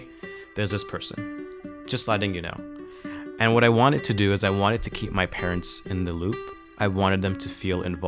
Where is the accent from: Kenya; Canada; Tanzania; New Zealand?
Tanzania; Zanzibar; also born or lived in Oman; I'm an Afro-Arab from Zanzibar and Oman